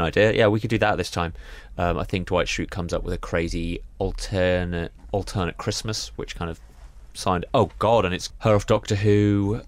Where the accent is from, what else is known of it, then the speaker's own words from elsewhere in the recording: Reading, South East England, United Kingdom; growing up in Reading